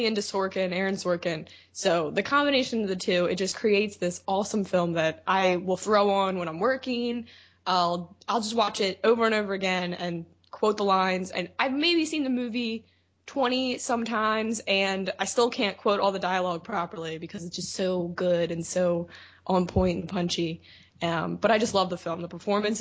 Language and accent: English; Baltimore, Maryland, United States; we all are from Baltimore, Maryland. So that would be what my accent is